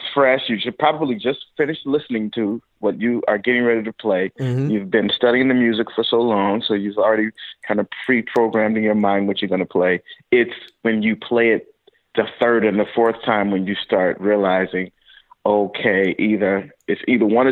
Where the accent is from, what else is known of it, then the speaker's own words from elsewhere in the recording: St. Louis, Missouri, United States; I'm a native from St. Louis. Grew up in St. Louis playing around